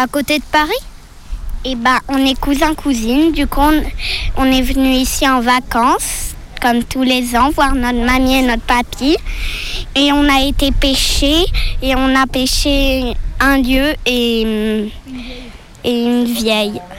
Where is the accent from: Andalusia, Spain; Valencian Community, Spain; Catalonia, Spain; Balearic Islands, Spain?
Balearic Islands, Spain; Ibiza; now in France; je suis en Bretagne et je viens d'Espagne. Je suis née à Ibiza.